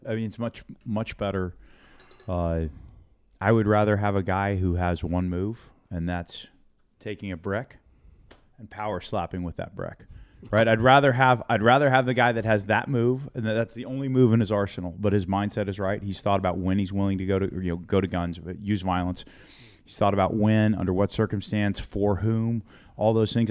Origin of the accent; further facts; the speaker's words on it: United States; I'm an American and and I'm here in my part of, of, of America